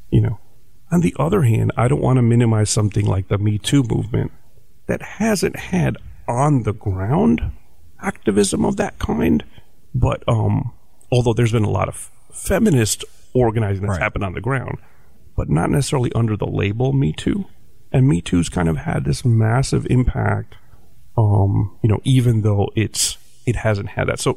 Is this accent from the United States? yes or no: yes; New Jersey, United States; like like where are you from? And when I get when I say Jersey, some people get very disappointed because they want to hear about some kind of colorful other place